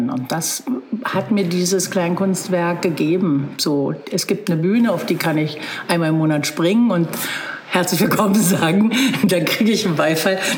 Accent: Berlin, Germany; now in Bad Belzig, Germany; nehmen Sie es mir nicht übel, aber ich komme aus Berlin, was meinen Sie denn mit Stadt?

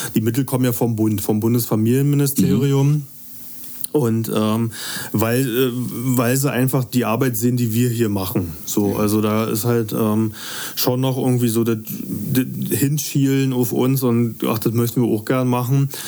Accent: Eberswalde, Brandenburg, Germany; moved away as an adult; also born or lived in Potsdam; now in Bad Belzig, Germany; ich komme ursprünglich ja aus Eberswalde

